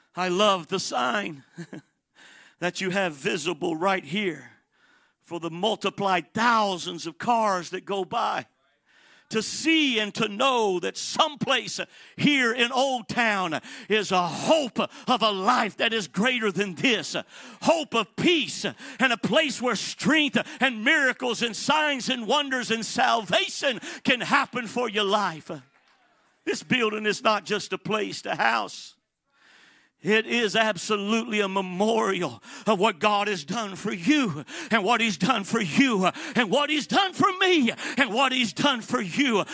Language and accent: English; Atlanta, Georgia, United States; also born or lived in Miami, Florida / San Bernardino, California; I am from Atlanta, Georgia